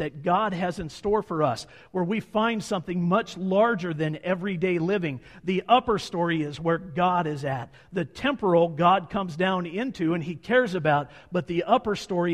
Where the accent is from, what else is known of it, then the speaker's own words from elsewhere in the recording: Montana, United States; we're from Montana